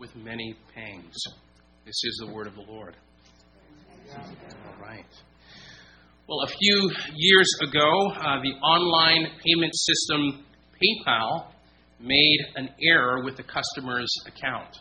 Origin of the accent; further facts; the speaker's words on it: San Diego, California, United States; moved away as an adult; also born or lived in Virginia; now in Chesterfield, United States; I come from San Diego, California. That is home base for us